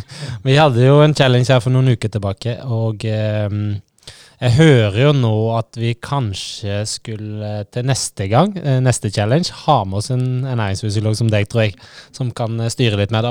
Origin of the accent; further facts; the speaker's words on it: Hardanger, Vestland, Norway; jeg er enkel gutt fra Hardanger